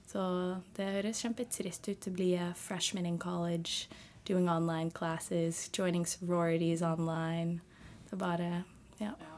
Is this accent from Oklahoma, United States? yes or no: no; San Francisco, California, United States; Norwegian is a second language; moved away as an adult; now in Lofoten, Norway; Jeg er fra California